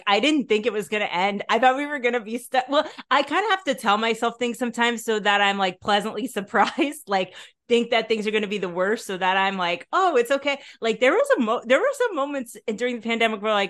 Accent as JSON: {"language": "English", "region": "New York", "country": "United States", "tie": "born or raised there", "moved": "yes", "lives_now": "Netherlands", "said": "I grew up in Yankee Stadium, basically in New York."}